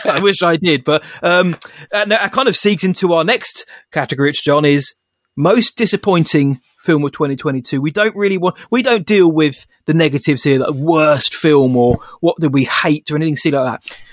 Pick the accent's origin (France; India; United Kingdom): United Kingdom; England; I'm English.